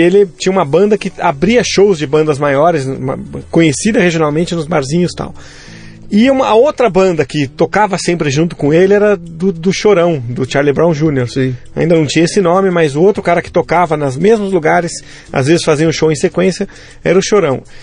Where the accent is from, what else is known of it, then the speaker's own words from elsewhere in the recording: São Vicente, São Paulo, Brazil; also born or lived in Santos / Nigeria; eu sou natural de Santos, né? Eu falo, eh, na verdade, São Vicente. Eu falo Santos para arredondar